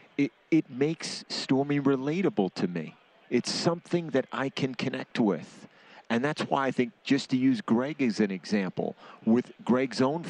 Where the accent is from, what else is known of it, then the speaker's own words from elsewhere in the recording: New York City, New York, United States; now in New Jersey, United States; I'm from Brooklyn originally. I live in Jersey.